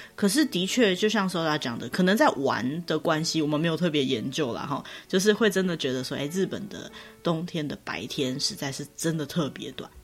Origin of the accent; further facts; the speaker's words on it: Taiwan; 我们台湾人